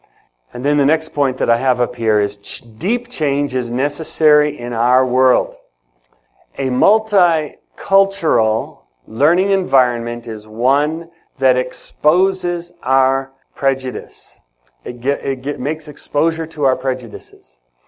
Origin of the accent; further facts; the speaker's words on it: Ethiopia; now in United States; So, I grew up in Ethiopia. In Ethiopia, there are many different languages and many different tribes.